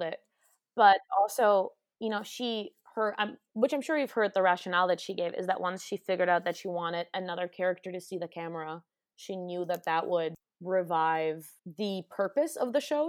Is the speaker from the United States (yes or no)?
no; Germany; moved away; from Germany where I'm from